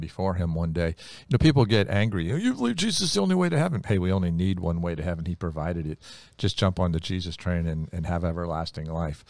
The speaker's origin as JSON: {"language": "English", "region": "Ohio", "country": "United States", "tie": "born or raised there", "said": "When we were kids growing up in Ohio"}